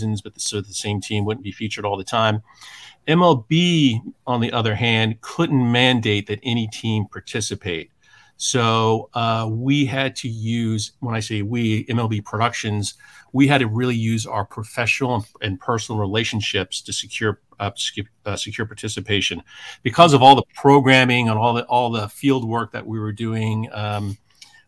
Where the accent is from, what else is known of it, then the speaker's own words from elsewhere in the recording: Atlanta, Georgia, United States; moved away as an adult; also born or lived in New York; I'm originally from Atlanta, Georgia. I was working at CNN Sports all through high school and college.